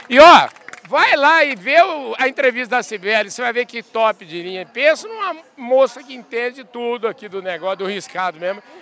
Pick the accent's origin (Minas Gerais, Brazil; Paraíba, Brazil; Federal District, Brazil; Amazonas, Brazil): Minas Gerais, Brazil; Uberlândia; now in São Paulo, Brazil; Lá em Minas, eu sou de Minas